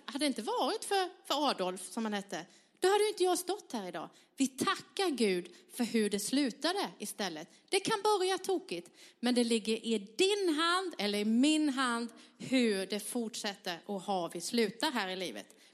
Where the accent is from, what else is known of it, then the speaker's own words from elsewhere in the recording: southern Sweden, Sweden; jag är uppvuxen i södra Sverige